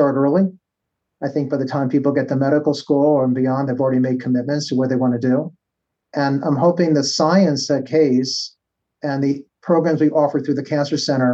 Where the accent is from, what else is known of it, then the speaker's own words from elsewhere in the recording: New York, United States; moved away as an adult; now in Cleveland, United States; I'm a New Yorker